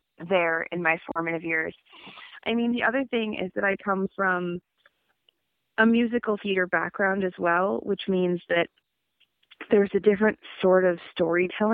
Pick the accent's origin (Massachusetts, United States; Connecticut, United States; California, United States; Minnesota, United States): Massachusetts, United States; Amherst; also born or lived in Brooklyn, New York; now in Philadelphia, United States; I grew up in Amherst, Massachusetts, which is fondly known as the crankiest little town in the U.S. of A.